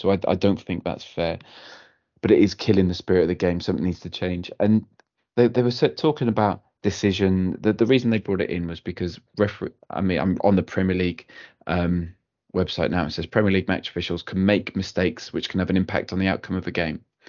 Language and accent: English; Cardiff, Wales, United Kingdom; I'm from Cardiff